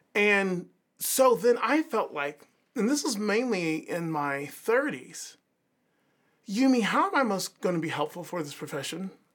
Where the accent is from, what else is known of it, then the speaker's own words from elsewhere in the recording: Savannah, Georgia, United States; moved away; also born or lived in Philadelphia; growing up in Savannah